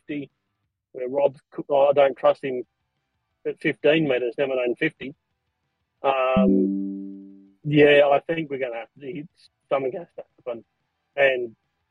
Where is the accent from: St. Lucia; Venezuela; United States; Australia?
Australia; Broken Hill, New South Wales; I grew up in Broken Hill